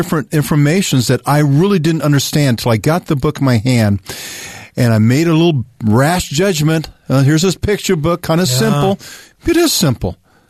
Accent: Arizona, United States; growing up in Arizona, we were not far from the Pima Reservation in Mesa area.

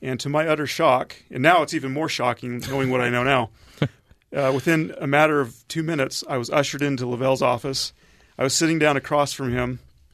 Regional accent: Salt Lake City, Utah, United States; I grew up in Salt Lake

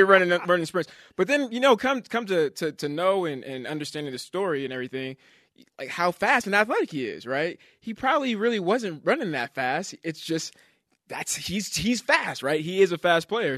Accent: Bay Area, California, United States; moved away; growing up in the Bay Area, uh, being a Giants fan, San Francisco

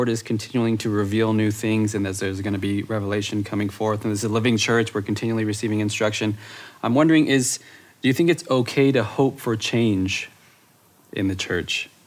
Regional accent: Bakersfield, California, United States; I'm from Bakersfield, California

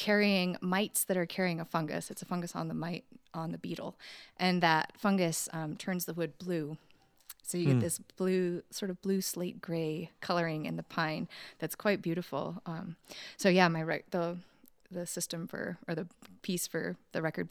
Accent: Wyoming, United States; I'm from Wyoming.

